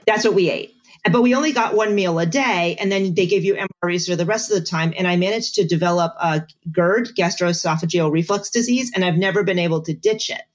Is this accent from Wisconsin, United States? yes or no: no; Bethlehem, Pennsylvania, United States; moved away as an adult; also born or lived in Augusta, Georgia; we retired from the army and we moved back to Pennsylvania. I am from Bethlehem